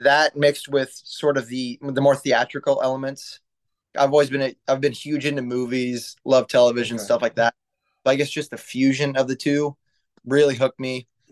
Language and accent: English; St. Joseph, Missouri, United States; I'm from St. Joseph, up north of Kansas City.